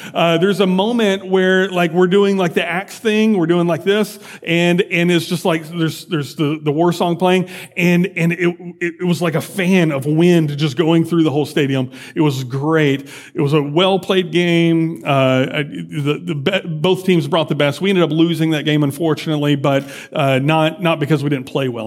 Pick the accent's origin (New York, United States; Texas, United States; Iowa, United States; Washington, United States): Texas, United States; Mid-County; also born or lived in Dallas-Fort Worth, Texas; we're from Mid-County, but we lived in D F W for several years, six or seven years.